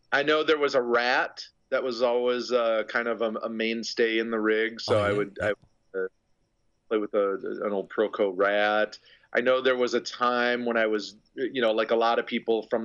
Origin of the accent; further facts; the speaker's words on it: Minneapolis, Minnesota, United States; now in Chicago, United States; I grew up in Minneapolis